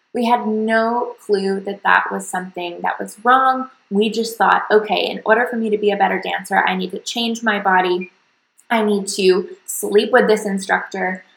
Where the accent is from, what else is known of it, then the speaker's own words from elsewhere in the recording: the South, United States; what people in my hometown did, which was typically, you know, sports, go to college, get a nine to five, have babies, that kind of like really basic Southern path